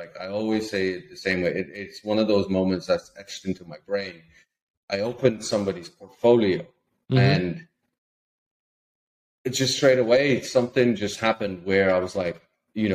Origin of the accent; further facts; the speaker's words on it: Lithuania; moved away as an adult; also born or lived in Ireland; I'm from a small country in Eastern Europe, Lithuania